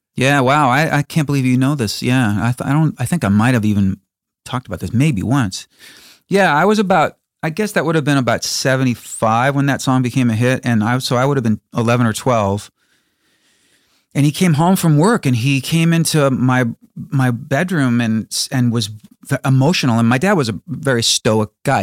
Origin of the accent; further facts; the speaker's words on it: Chicago, Illinois, United States; my hometown of Chicago